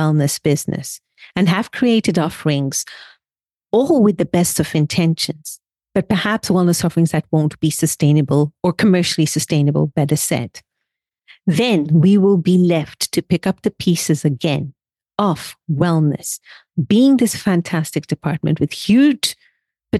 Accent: Kenya; also born or lived in India; I am from Kenya, originally from India

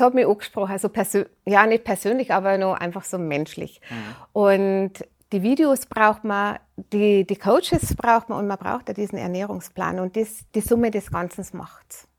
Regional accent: Rosenheim, Bavaria, Germany; Bayern, Rosenheim. ja, ja, also ich rede jetzt ganz einfach Dialekt

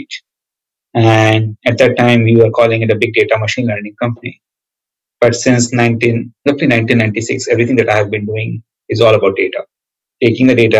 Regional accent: India; moved away as an adult; also born or lived in Illinois, United States / Silicon Valley, United States; now in United States; I grew up in India, near New Delhi in a small town.

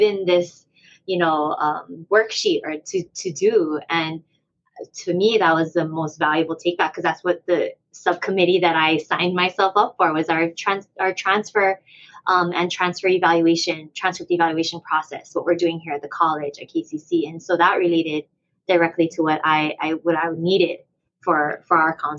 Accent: Hawaii, United States; we're from Hawaii

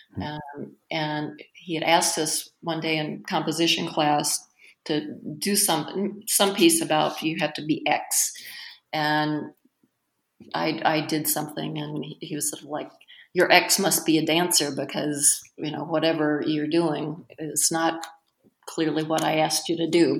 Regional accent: North Carolina, United States; now in Twin Cities, United States; I'm from North Carolina, but both my parents um, were from Lynchburg

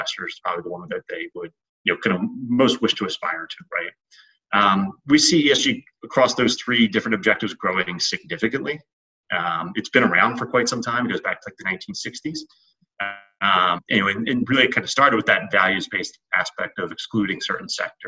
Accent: Philadelphia, Pennsylvania, United States; moved away as an adult; now in New York City, United States; I grew up in Philadelphia

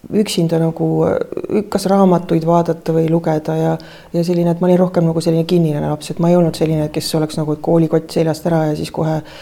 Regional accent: Tartu, Tartu County, Estonia; mina sündisin eh, Tartus

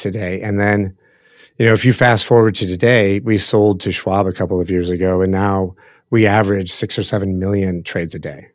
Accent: Omaha, Nebraska, United States; We, we grew up in Omaha

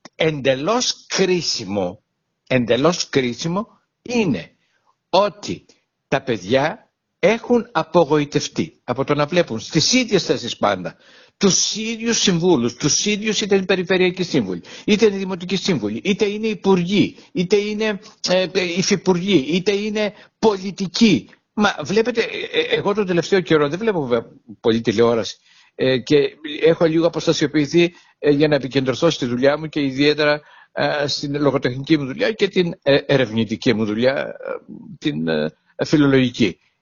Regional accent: Heraklion, Crete, Greece; την πόλη μου, το Ηράκλειο Κρήτης

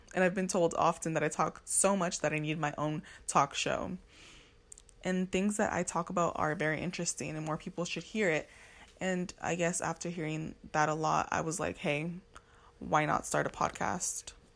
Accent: Los Angeles, California, United States; I'm from Los Angeles, California, but I am Nigerian American

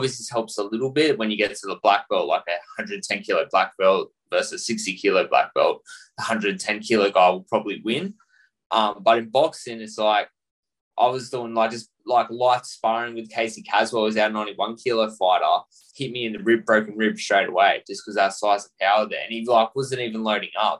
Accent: Australia; I'm Australian born and bred, born and raised here, and I'm Aussie at heart.

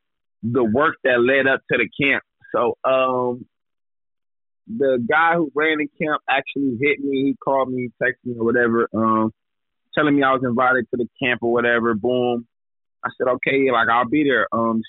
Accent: Gardena, California, United States; Growing up in L.A. was wild, to say the least.

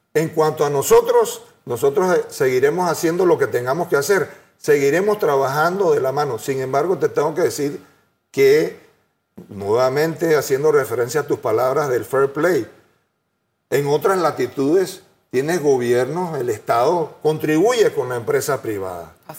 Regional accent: Panama; Yo soy panameño, creo en este país

